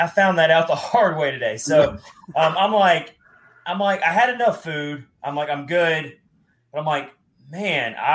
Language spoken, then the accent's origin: English; Nashville, Tennessee, United States; also born or lived in Philadelphia; as a Nashville native